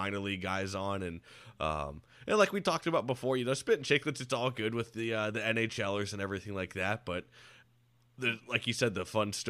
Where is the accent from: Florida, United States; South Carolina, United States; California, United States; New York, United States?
Florida, United States; Land O' Lakes; also born or lived in Jacksonville; now in Tampa, United States; I grew up in Lando Lakes out there in Pasco.